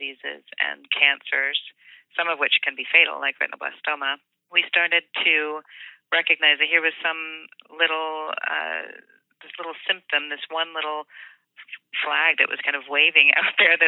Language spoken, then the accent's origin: English; Kansas City, Missouri, United States; I grew up in Kansas City, Missouri